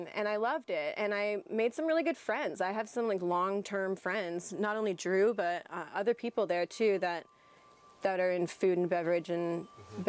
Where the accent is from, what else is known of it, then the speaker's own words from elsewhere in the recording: Southern Oregon, United States; I grew up in Southern Oregon.